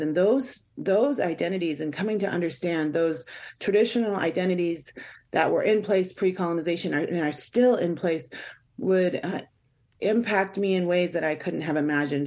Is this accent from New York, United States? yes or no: no; Swinomish and Tulalip tribes, Washington, United States; I'm from the Swinomish and Tulalip tribes